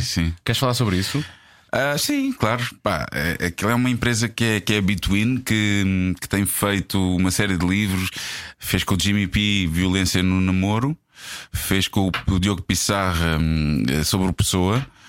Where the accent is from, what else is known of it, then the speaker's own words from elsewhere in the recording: Portugal; nós, enquanto Tugas